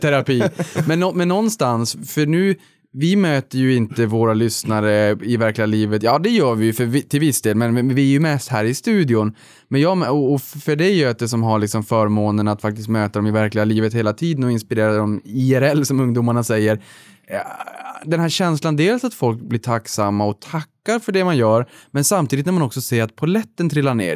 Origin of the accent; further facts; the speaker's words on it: Boden, Norrbotten County, Sweden; när jag var liten uppe i Boden